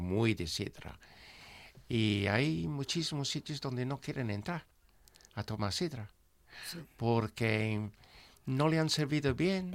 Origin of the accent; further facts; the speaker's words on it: East of England, United Kingdom; Spanish is a second language; moved away as an adult; now in Asturias, Spain; yo soy del este de Inglaterra y somos mm, pues agrícola